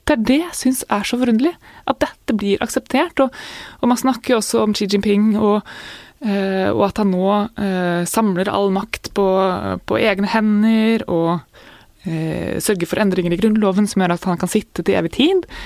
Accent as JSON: {"language": "Norwegian", "town": "Jevnaker", "region": "Innlandet", "country": "Norway", "tie": "born or raised there", "said": "jeg vokste opp på Jevnaker, da. Eh, og, og starta på Jevnaker skole etter hvert."}